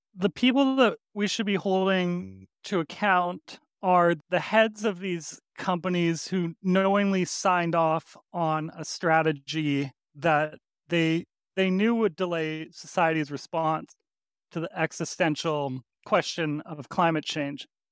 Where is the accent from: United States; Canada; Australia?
Canada; Edmonton, Alberta; I grew up in Alberta, in Edmonton